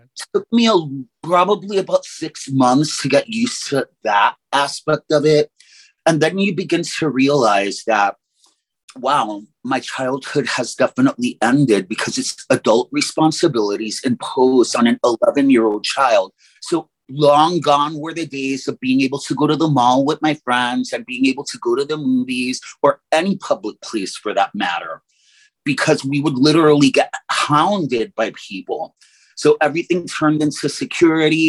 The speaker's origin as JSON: {"language": "English", "town": "New York City", "region": "New York", "country": "United States", "tie": "born or raised there", "first_language": "English", "said": "My first language is English. I was born in New York City"}